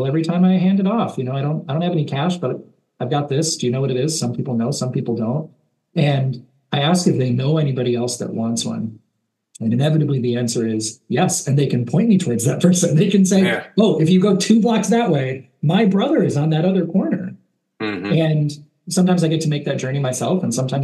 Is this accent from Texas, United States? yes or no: no; Chicago, Illinois, United States; a kid growing up around Chicago